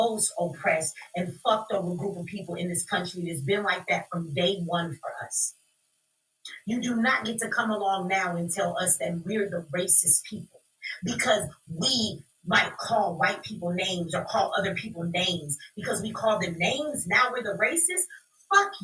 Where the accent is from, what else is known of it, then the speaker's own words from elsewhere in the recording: United States; I'm an American child. I was born in America